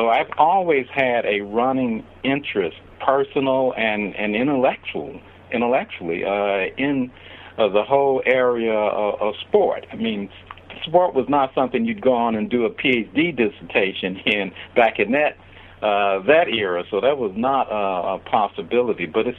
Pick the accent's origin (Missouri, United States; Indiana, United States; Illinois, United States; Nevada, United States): Illinois, United States; Chicago; Heck, I grew up in Chicago and thought I knew a lot about the history of Chicago